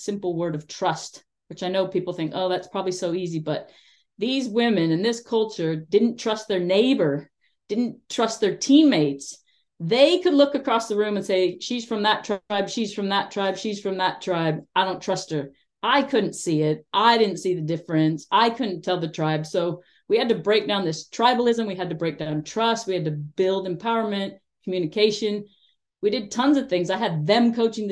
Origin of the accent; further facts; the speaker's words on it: United States; moved away; I'm an American working with Afghanistan. I know that growing up in my country